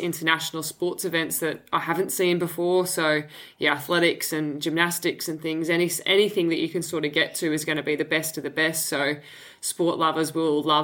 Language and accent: English; Brisbane, Queensland, Australia; we're obviously both from Brisbane